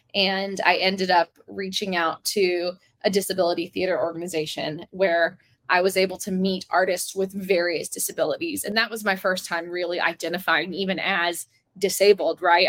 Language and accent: English; the South, United States; growing up in the South